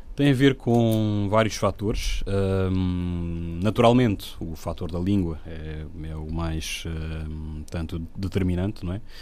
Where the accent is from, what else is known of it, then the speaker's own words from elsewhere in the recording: Guinea-Bissau; now in Portugal; eu sou africano, sou guineense, sou, digamos, imigrante cá